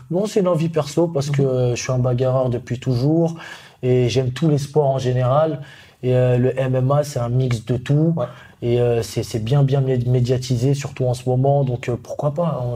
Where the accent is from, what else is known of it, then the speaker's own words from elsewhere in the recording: Paris, Île-de-France, France; je suis un pur Parisien